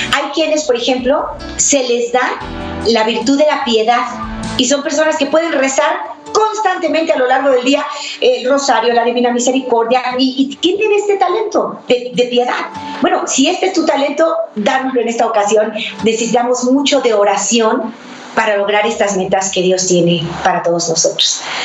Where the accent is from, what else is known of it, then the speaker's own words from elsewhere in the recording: Mexico; now in United States; mi país, México